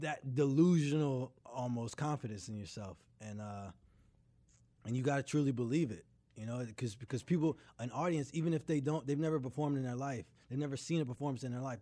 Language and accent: English; Durham, North Carolina, United States; also born or lived in Greenville; I grew up in Durham until I went off to college